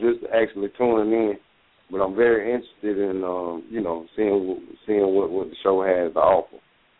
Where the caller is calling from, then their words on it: Greenville, South Carolina, United States; I'm calling from Greenville.